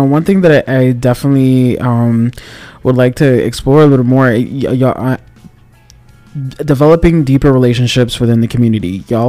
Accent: Miami, Florida, United States; born and raised in Miami-Dade

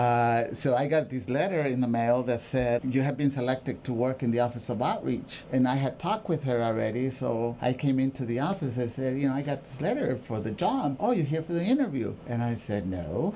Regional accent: Oxnard, California, United States; also born or lived in Mexico; I was from that community, I got the job.

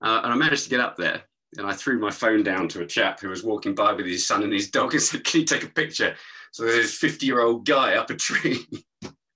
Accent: East Molesey, South East England, United Kingdom; I was brought up in East Molesey down by the river

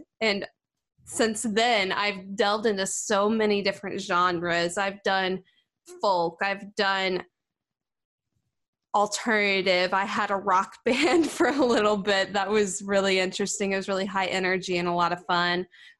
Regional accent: Sykeston, North Dakota, United States; now in Nashville, United States; did all kinds of gigs in Sykeston and the surrounding areas. And yeah, I was pretty active back in my hometown.

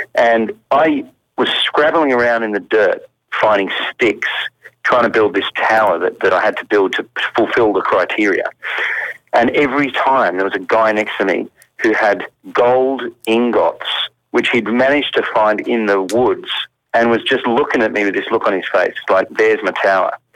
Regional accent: Australia; moved away as an adult; also born or lived in England; as an Australian

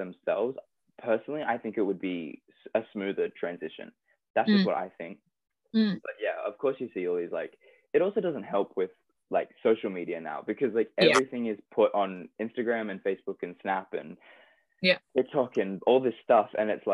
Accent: Australia; moved away; I'm Australian

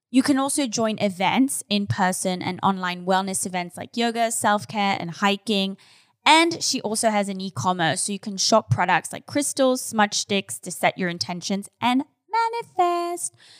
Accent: Switzerland; now in Los Angeles, United States; I'm from Switzerland

